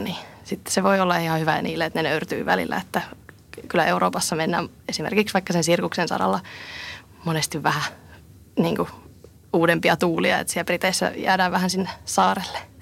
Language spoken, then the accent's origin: Finnish; Tampere, Pirkanmaa, Finland; also born or lived in Bristol, United Kingdom; mä oon tamperelainen direktööri